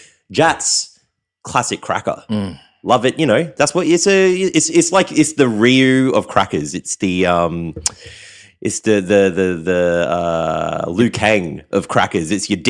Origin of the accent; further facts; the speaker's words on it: Queensland, Australia; even Queensland. Further north.